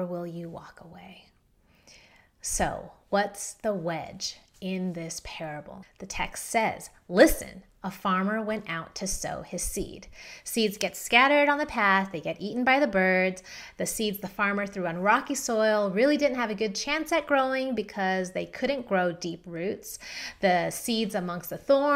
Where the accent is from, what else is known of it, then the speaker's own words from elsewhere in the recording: San Diego, California, United States; also born or lived in Philadelphia, Pennsylvania; now in Denver, United States; I grew up in San Diego.